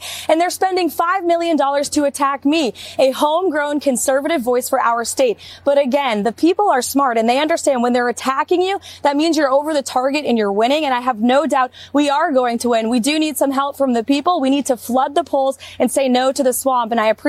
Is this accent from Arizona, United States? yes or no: no; New Hampshire, United States